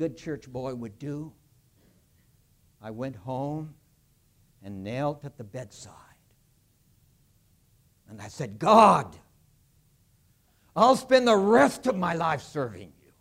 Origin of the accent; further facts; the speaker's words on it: California, United States; where I grew up in California